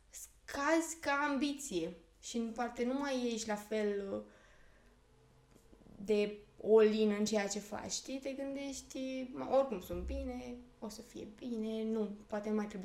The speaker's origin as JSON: {"language": "Romanian", "town": "Perieți", "region": "Ialomița County", "country": "Romania", "said": "Eu nu sunt exact din Slobozia, sunt din Perieți."}